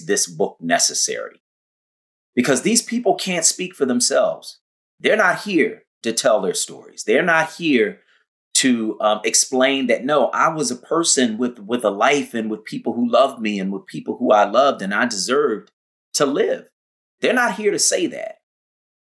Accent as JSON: {"language": "English", "town": "Philadelphia", "region": "Pennsylvania", "country": "United States", "tie": "born or raised there", "said": "I grew up in Philadelphia, West Oak Lane, until my parents got divorced, and in North Philly"}